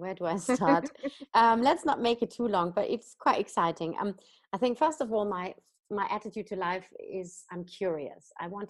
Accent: Germany; so I studied in the UK, I studied in France, I then came back to Germany, my home country, worked a little bit in the real estate fund sector

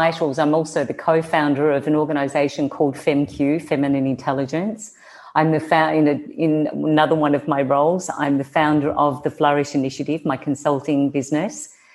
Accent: Australia; accent: Australian; moved away; you can hear my accent, I'm Australian

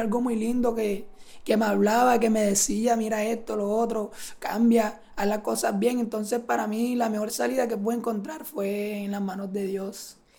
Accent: Sincelejo, Sucre, Colombia; vengo de Cinceleo

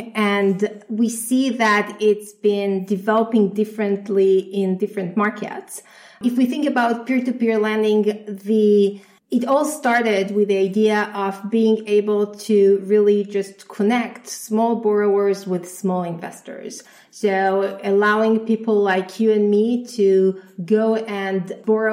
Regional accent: Israel; moved away; I'm originally from Israel

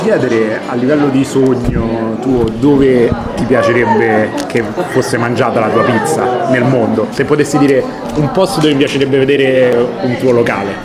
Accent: Rome, Lazio, Italy; da romano

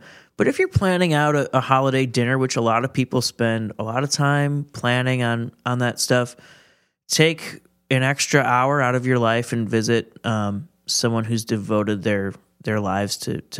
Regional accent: Milwaukee, Wisconsin, United States; So, yeah, I'm from Milwaukee. I've lived here my whole life.

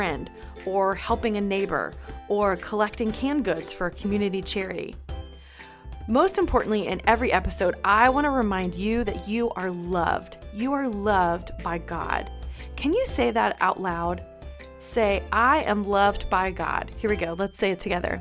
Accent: North Carolina, United States; now in Georgia, United States; I live in Georgia, but I grew up in North Carolina, so both feel like home to me

